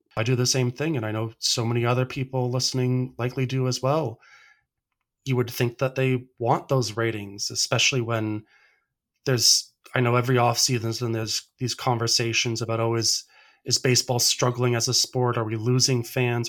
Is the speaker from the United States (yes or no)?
no; Canada; as a Canadian baseball fan